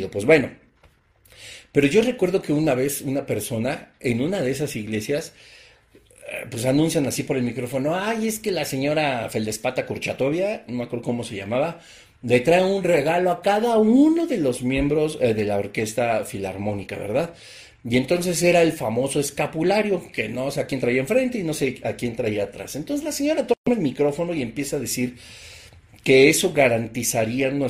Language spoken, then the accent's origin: Spanish; Mexico; te acabó el 20, como decimos en México, ¿verdad?